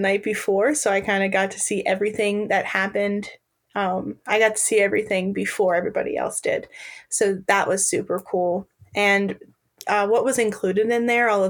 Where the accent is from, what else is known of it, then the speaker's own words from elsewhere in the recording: Harrington, Delaware, United States; also born or lived in Virginia; I grew up on my family's grain farm in Harrington, Delaware